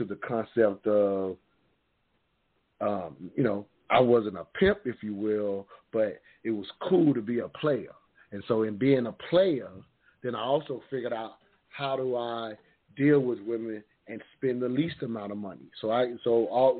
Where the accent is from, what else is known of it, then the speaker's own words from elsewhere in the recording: the South, United States; growing up in the South, fortunate enough to see my grandparents' marriage